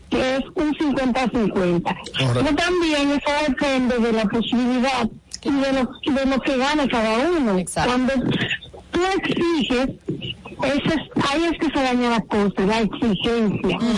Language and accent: Spanish; Dominican Republic; now in United States; yo soy dominicana.